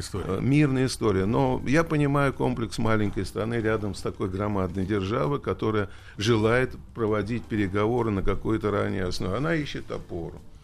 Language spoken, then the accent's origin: Russian; Russia